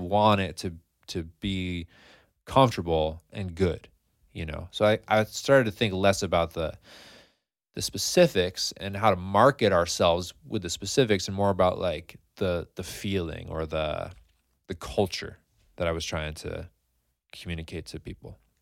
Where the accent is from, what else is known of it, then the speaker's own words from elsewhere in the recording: Scotia, New York, United States; I grew up in Scotia